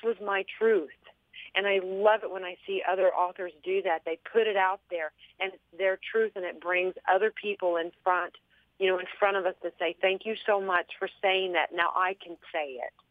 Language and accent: English; Texas, United States; accent: southern; I'm you know from Texas, so I've got that southern like mispronunciation